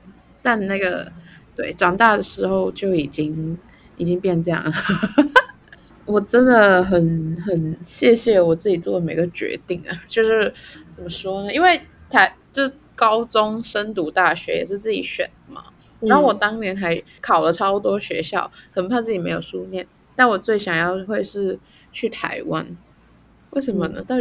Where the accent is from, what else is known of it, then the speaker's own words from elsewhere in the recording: Macau; 我觉得我很我不会定义自己是哪里人哎、欸。你可以说我是中国人，中国澳门呢？我们是。